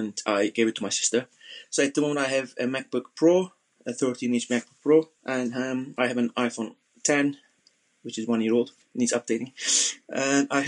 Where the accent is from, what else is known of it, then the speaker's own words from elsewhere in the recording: Turkey; moved away as an adult; also born or lived in Southeast London; now in London, United Kingdom; I'm originally from Turkey